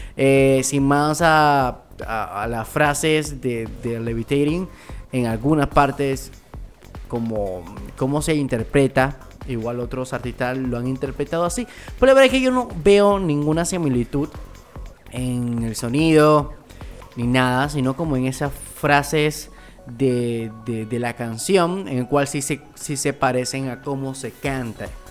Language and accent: Spanish; Panama; somos de Panamá